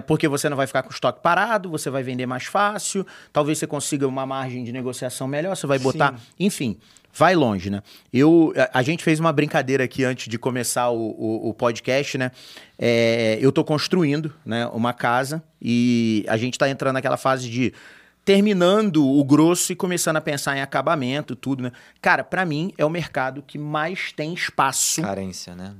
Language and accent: Portuguese; Rio de Janeiro, Brazil; eu que sou carioca